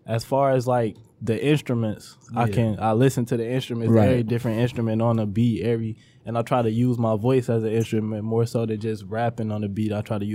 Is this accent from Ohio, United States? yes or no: no; Detroit, Michigan, United States; now in Redford, United States; Actually moved to Redford when I was about 12. So yeah, after that, been living in Redford for the but Detroit, born and raised.